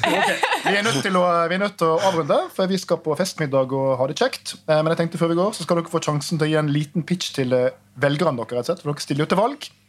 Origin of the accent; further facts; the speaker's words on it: Trondheim, Trøndelag, Norway; jeg som trondhjemmer